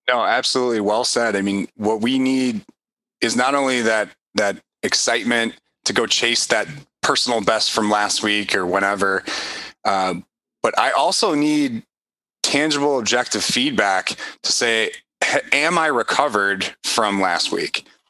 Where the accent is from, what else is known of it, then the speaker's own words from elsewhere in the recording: Chicago, Illinois, United States; I'm from Chicago